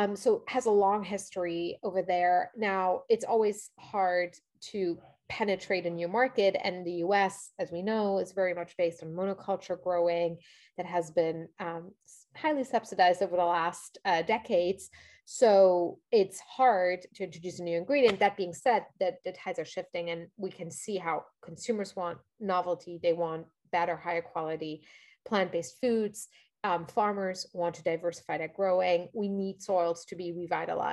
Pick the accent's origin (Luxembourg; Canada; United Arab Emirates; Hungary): Luxembourg; moved away as an adult; now in New York, United States; I grew up in Europe. As I mentioned, I'm from Luxembourg originally